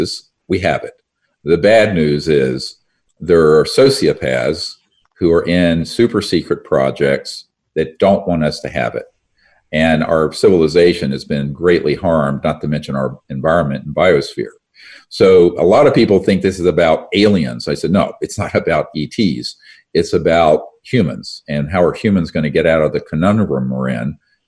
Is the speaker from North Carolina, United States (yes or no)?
yes; North Carolina, United States; where I grew up in North Carolina